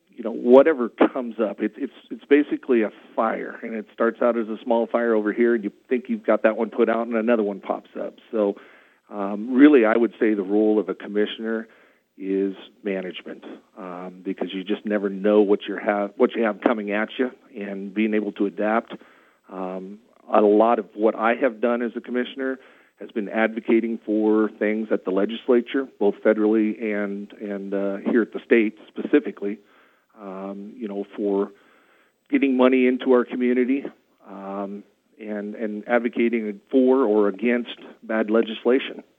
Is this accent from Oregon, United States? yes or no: yes; Madras, Oregon, United States; I was born and raised in Madras